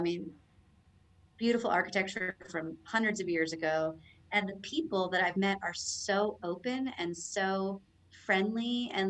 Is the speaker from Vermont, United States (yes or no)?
no; Florida, United States; moved away as an adult; also born or lived in Orlando; now in Mexico; I was born in Florida.